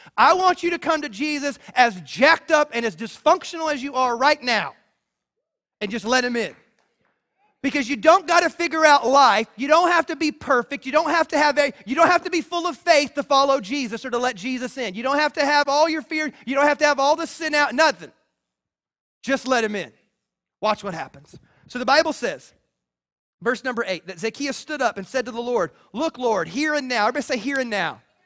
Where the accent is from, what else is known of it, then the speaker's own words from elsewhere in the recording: the South, United States; I grew up in the South